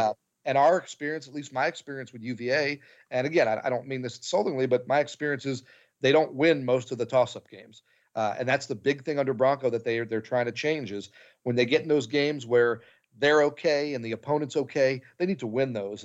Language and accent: English; New Jersey, United States; moved away; I was, uh, born and raised in New Jersey